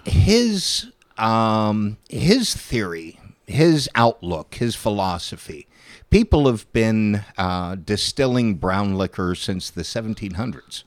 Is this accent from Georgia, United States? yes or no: no; Steubenville, Ohio, United States; I'm a Pollock from Steubenville